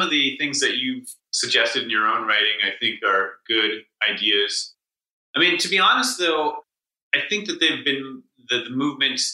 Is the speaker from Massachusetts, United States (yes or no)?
yes; Newton, Massachusetts, United States; my hometown Newton, where there's basically no murders